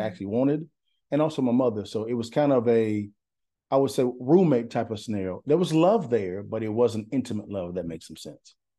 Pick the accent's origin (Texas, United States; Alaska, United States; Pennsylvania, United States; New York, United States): Texas, United States; Huntington; moved away; also born or lived in Dallas, Texas; I'm from East Texas, Lufkin, Nacogdoches, Huntington, Huntington, Texas